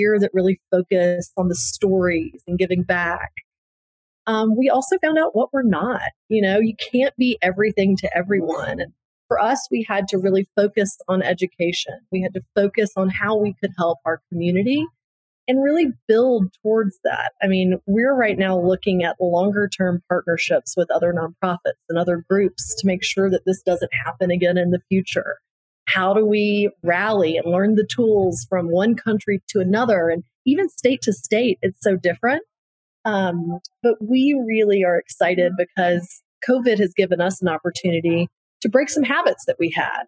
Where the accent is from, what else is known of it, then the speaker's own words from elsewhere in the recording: New Orleans, Louisiana, United States; I'm from New Orleans. I've lived through Katrina